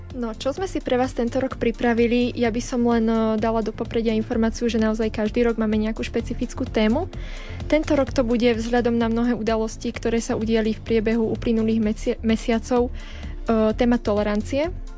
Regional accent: Žilina Region, Slovakia; moved away as an adult; now in Banská Bystrica, Slovakia; ja pochádzam zo Žilinského kraja

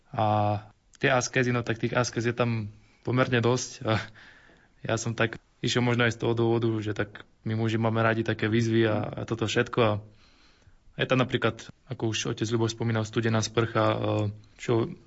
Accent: Hladovka, Žilina Region, Slovakia; eh, som z Oravy z Hladovky

